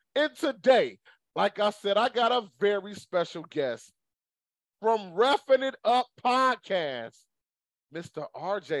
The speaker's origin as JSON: {"language": "English", "region": "Michigan", "country": "United States", "said": "I'm from Michigan"}